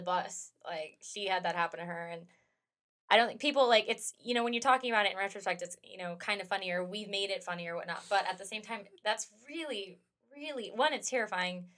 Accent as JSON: {"language": "English", "country": "United States", "tie": "born or raised there", "said": "I'm an American and I've lived here my whole life"}